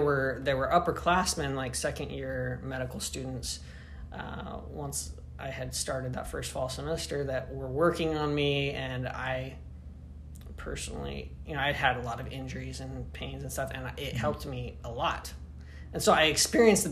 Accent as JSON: {"language": "English", "region": "Utah", "country": "United States", "tie": "born or raised there", "also_born_or_lived": "Tennessee", "moved": "as an adult", "lives_now": "East Lansing, United States", "said": "I grew up in Utah"}